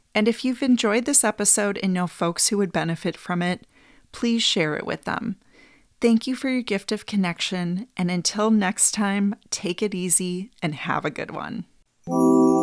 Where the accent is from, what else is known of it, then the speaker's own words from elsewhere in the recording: Green Bay, Wisconsin, United States; I grew up in Green Bay, Wisconsin